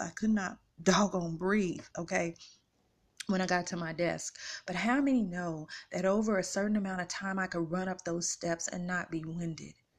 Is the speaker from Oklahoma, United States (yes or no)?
yes; Tulsa, Oklahoma, United States; moved away as an adult; now in Kansas City, United States; I'm from Tulsa, Oklahoma